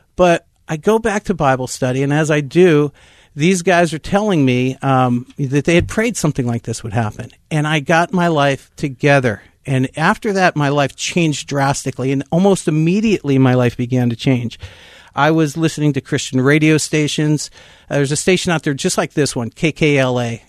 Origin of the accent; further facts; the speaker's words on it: West Mifflin, Pennsylvania, United States; I'm a Pittsburgh kid. I was born and raised in West Mifflin, Pennsylvania